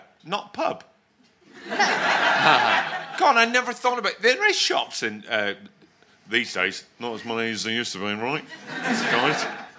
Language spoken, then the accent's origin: English; London, United Kingdom; if anyone at this fucking panel is from Lewisham, it's me